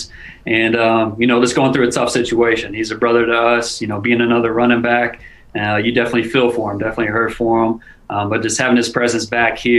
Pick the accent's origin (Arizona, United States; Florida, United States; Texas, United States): Texas, United States; moved away; in high school growing up in Texas